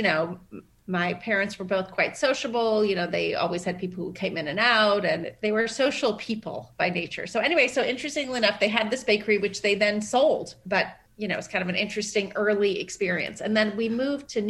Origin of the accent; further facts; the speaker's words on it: Tehran, Tehran Province, Iran; moved away; also born or lived in Paris, France / Lafayette, California, United States; I grew up in Tehran, and then in 79, we moved actually first to Paris and then to the suburbs of San Francisco to Lafayette, California